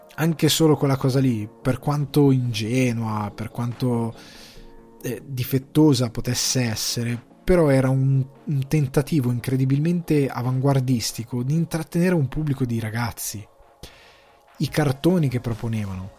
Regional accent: Lombardy, Italy; moved away as an adult; now in Ireland; io sono cresciuto in Lombardia

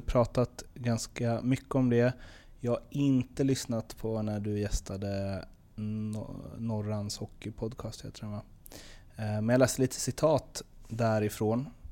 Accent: Stockholm, Stockholm County, Sweden; moved away; jag är också från Stockholm

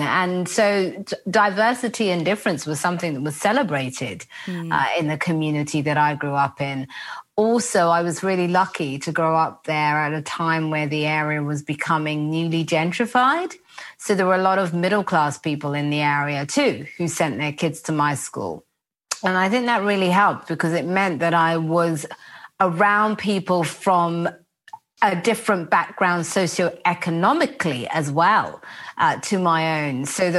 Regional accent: London, United Kingdom; I grew up in Walthamstow and mainly East London. And I feel so lucky to have grown up in that environment where everybody was from all walks of life, different parts of the world, immigrant

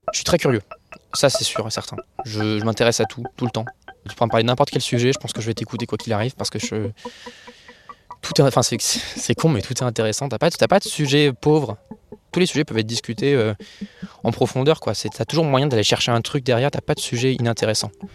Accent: Orléans, Centre-Val de Loire, France; je viens du coup d'Orléans. J'habite juste à côté de la Loire. J'ai vécu là-bas toute ma vie

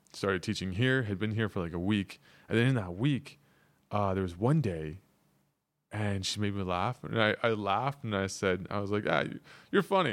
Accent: Canada; moved away as an adult; now in South Korea; I'm Canadian

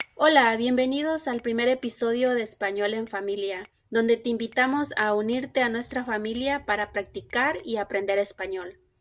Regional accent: Mexico; now in Minnesota, United States; nací y crecí en México. En la actualidad radico en Estados Unidos, en el estado de Minnesota

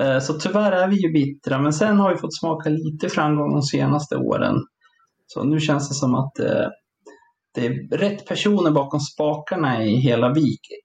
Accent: Sala, Västmanland, Sweden; jag är ju från Sala från början som ligger fyra mil norr om Västerås

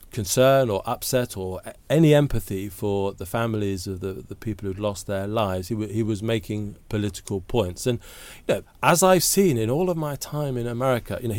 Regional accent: United Kingdom; I'm much rather glad that I'm a British citizen with our gun laws.

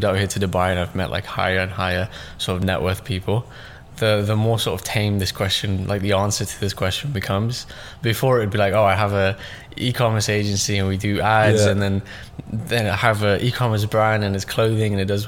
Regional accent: London, United Kingdom; also born or lived in Russia / Pakistan / Stoke-on-Trent; pretty much raised in London, yeah. southeast.

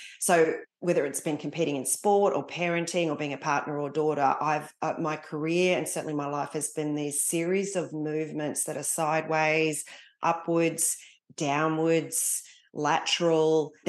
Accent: East Coast, Australia; also born or lived in Singapore / Malaysia / Papua New Guinea; So I was born in Singapore, lived in Malaysia and then New Guinea before heading home at the ripe old age, I think I was about 5, and living up and down the east coast of Australia while my father was still serving in the army.

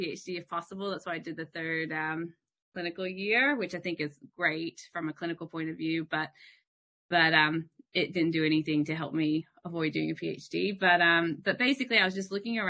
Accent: Florida, United States; moved away as an adult; also born or lived in Houston, Texas; now in Australia; I grew up in Florida

